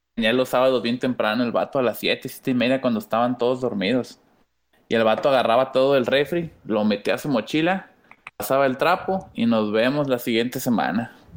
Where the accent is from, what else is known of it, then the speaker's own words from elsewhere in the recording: San Luis Potosí, Mexico; now in Nuevo León, Mexico; yo nací eh, en San Luis Potoyés